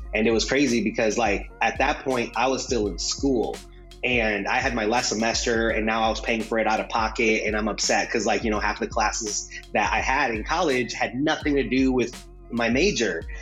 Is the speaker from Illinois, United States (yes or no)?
no; Fort Wayne, Indiana, United States; first language Spanish; English is a second language; also born or lived in Juarez, Mexico; The place we were from in Mexico, Juarez, a uh, very violent place, not a good place to raise kids. So, you know, my parents came here uh, to the U.S. at the age of five, came here to, to Fort Wayne, and kind of grew up um, in the very traditional sense